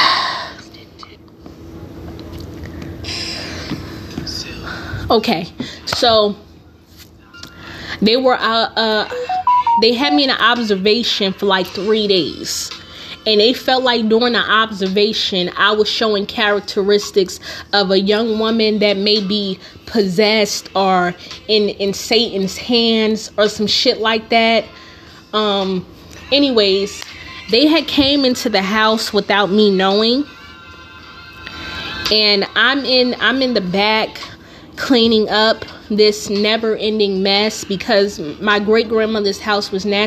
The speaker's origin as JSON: {"language": "English", "town": "Newark", "region": "New Jersey", "country": "United States", "said": "I'm from Newark"}